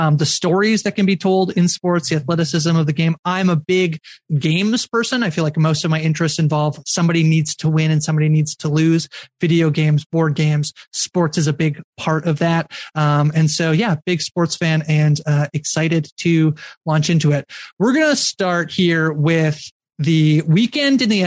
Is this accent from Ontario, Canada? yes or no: yes; near Toronto, Ontario, Canada; I am from near the Toronto area, about 2.5 hours, 2-ish hours outside of Toronto.